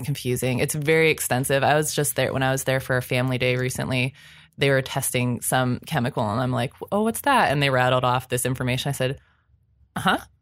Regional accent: Ohio, United States; I grew up in Ohio

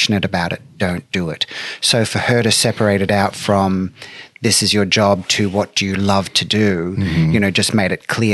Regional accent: Brisbane, Queensland, Australia; moved away; I was born on September 21st, 1968 in Brisbane, Australia

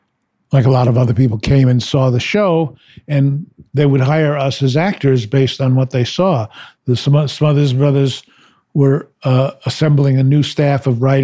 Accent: New York, United States; which was a big old movie palace that I grew up going to on Saturday matinees. It was a great time to be in New York, I must say.

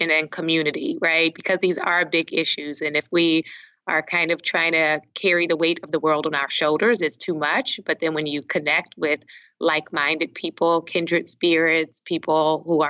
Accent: Baltimore, Maryland, United States; also born or lived in Liberia; When I went home to Baltimore for one of the breaks

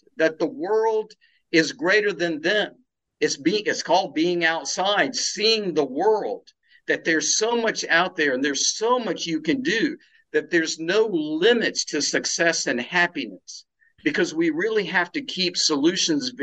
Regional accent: South Carolina, United States; also born or lived in India; now in Tampa, Florida, United States; living in the South, which I love and grew up with in the small hometown in South Carolina

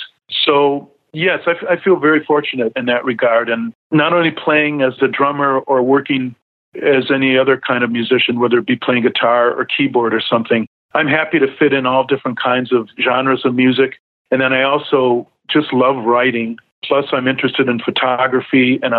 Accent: Racine, Wisconsin, United States; also born or lived in Milwaukee, Wisconsin; my hometown of Racine, Wisconsin

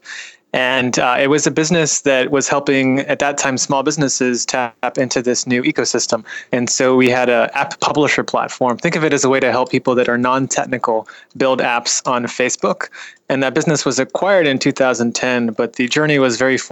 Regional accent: Bay Area, California, United States; I was raised in the Bay Area

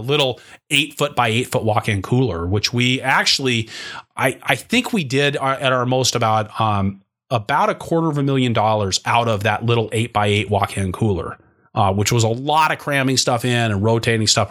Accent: Seattle, Washington, United States; moved away; where I grew up in Seattle, Washington

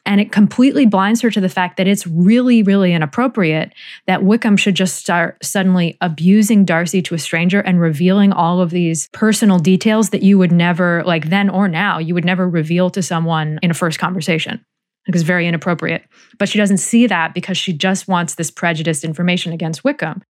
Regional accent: United States; as American readers

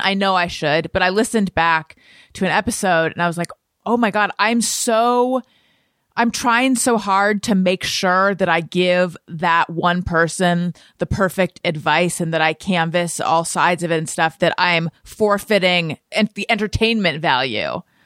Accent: Southern California, United States; moved away; also born or lived in New York; I was born in Northern California, grew up in Southern California

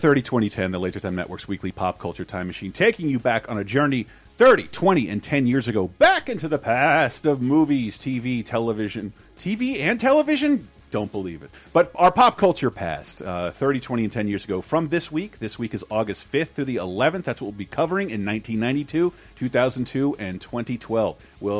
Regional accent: Florida, United States; it was a lot of fun for me growing up in Florida

